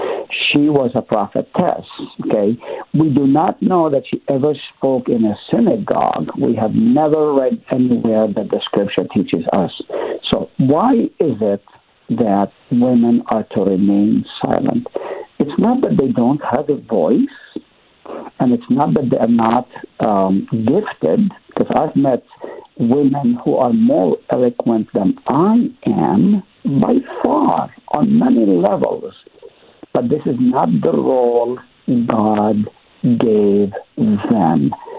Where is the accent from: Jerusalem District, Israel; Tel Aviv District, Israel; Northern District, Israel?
Northern District, Israel; Nazareth; also born or lived in Haifa; I grew up in the East, Middle East to be exact. Nazareth is where I was born. I lived in Haifa.